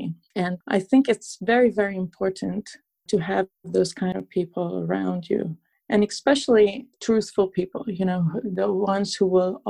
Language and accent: English; Transylvania, Romania; English is a second language; moved away as an adult; also born or lived in upstate New York, United States; now in New York, United States; I was born and raised in Transylvania, Romania.